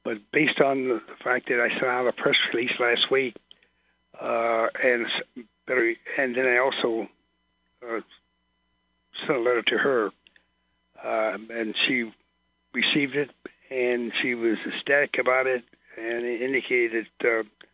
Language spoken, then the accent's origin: English; Chicago, Illinois, United States; I'm from Chicago